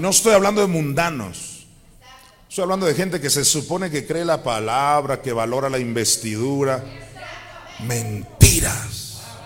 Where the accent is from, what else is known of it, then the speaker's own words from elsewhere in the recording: Mexico; also born or lived in Chandler, Arizona; soy de México